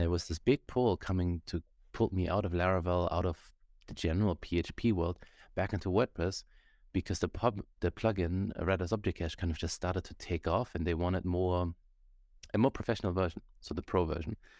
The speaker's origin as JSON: {"language": "English", "country": "Germany", "tie": "born or raised there", "moved": "yes", "lives_now": "Canada", "said": "I grew up in Germany"}